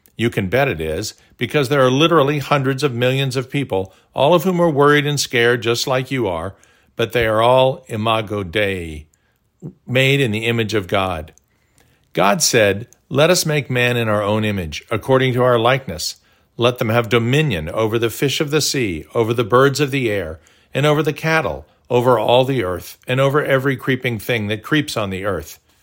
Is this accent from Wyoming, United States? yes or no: no; Tulsa, Oklahoma, United States; growing up in Tulsa